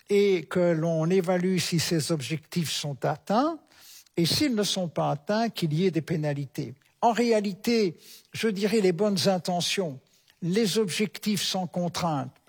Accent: Belgium; notamment chez nous en Belgique, il y a des menaces

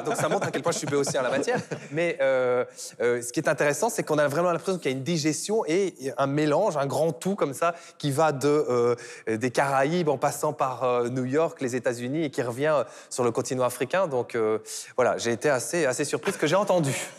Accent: Belgium; je suis belge

